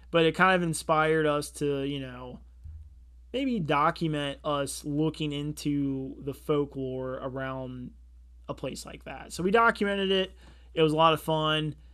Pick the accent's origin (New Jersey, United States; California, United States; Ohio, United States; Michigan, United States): Ohio, United States; Cincinnati; we're from Cincinnati, Ohio